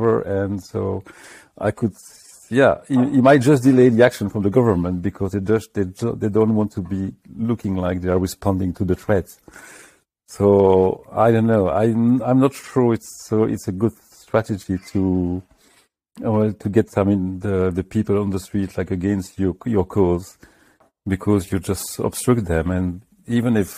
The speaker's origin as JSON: {"language": "English", "country": "France", "moved": "as an adult", "lives_now": "United Kingdom", "said": "I'm coming from France"}